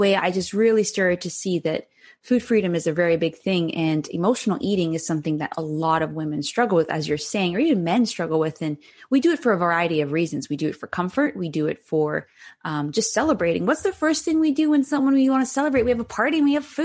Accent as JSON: {"language": "English", "country": "Cayman Islands", "tie": "born or raised there", "moved": "yes", "said": "I'm originally from the Cayman Islands in the Caribbean"}